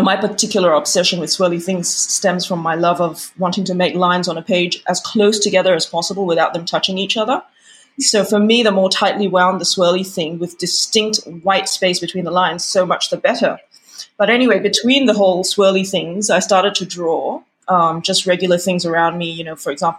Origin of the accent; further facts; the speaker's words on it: Australia; moved away as an adult; also born or lived in United Kingdom; And then, you know, I moved from Australia to the UK in my 20s, and I did nothing creative whatsoever while I lived there.